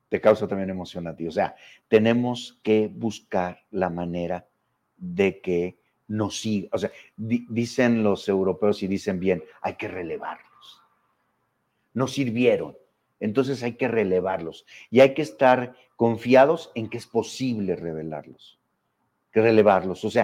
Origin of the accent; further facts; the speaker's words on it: Mexico; mexicanos no habíamos experimentado la democracia propiamente.